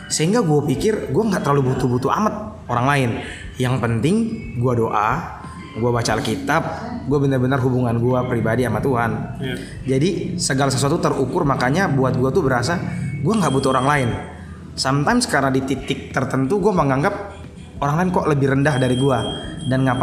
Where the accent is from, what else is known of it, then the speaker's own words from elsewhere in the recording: Kupang, East Nusa Tenggara, Indonesia; Kayak contoh gue dari Kupang mau berangkat ke Jakarta.